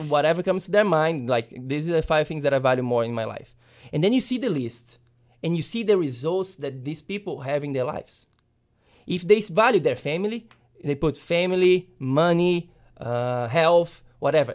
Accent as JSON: {"language": "English", "country": "Brazil", "tie": "born or raised there", "moved": "yes", "said": "when I was a kid growing up in Brazil"}